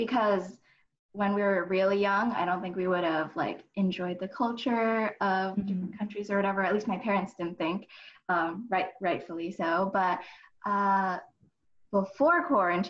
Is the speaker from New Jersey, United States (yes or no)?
yes; Northern New Jersey, United States; also born or lived in New York City; I am from Northern Jersey